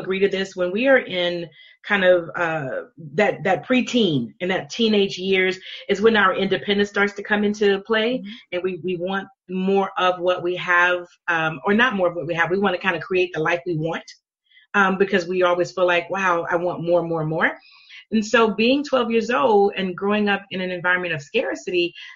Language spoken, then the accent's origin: English; Louisiana, United States; I grew up in Louisiana, born and raised in Louisiana